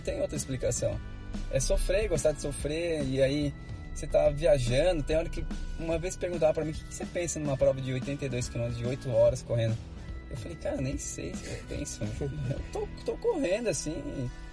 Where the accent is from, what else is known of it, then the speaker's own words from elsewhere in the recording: Bragança Paulista, São Paulo, Brazil; eu sou natural de Bragança Paulista, interior de São Paulo.